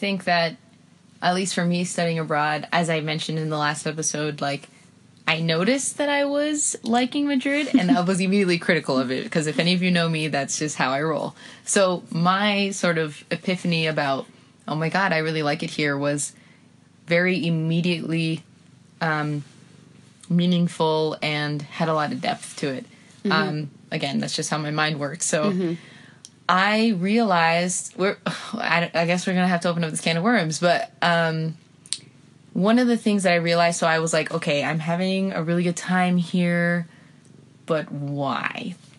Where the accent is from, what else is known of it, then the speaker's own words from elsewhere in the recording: Guatemala; accent: Guatemalan; You know, I'm over here, you know, with my Guatemalan voice, like, vení para acá, fíjate vos, fíjate, fíjate, va, que va, bah.